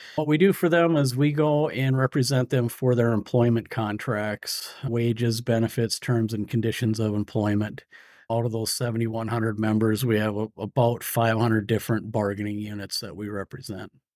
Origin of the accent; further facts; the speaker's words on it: Iron Range, Minnesota, United States; also born or lived in St. Cloud, Minnesota; I grew up on the Iron Range in Minnesota